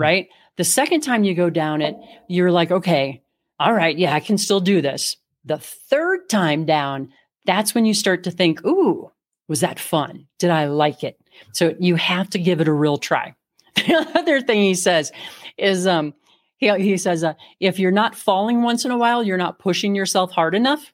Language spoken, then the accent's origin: English; Midwest, United States; now in Colorado, United States; I grew up in the Midwest